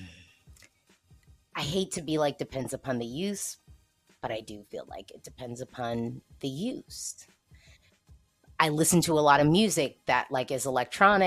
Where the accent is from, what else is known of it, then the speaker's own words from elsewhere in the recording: United States; I'm an American